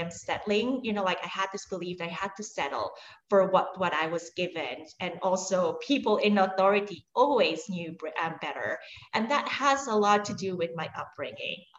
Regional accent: Switzerland; now in New York, United States; I'm actually Swiss. So I was born and raised in Switzerland.

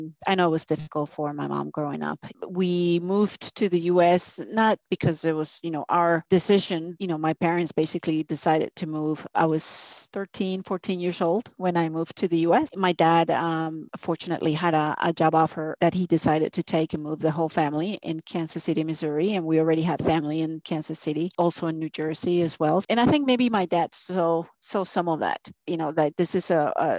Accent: Cali, Valle del Cauca, Colombia; also born or lived in Europe; now in United States; I was born in Cali, in Colombia. Small family, I would say, just, you know, my sister and I, my mom and dad. And I grew up a normal child

